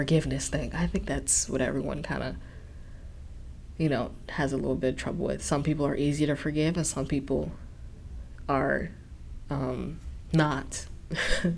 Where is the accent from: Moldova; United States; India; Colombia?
United States; Chicago, Illinois; now in Ohio, United States; I'm in Ohio now and I'm from Chicago